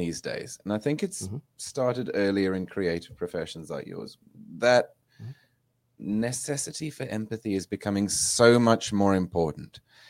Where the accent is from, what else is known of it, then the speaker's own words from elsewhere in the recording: South Africa; I grew up in South Africa at a weird time, you know, when I was 6 years old, the apartheid ended. Mm-hmm. So I've got no memory of any of that. I was raised on a farm.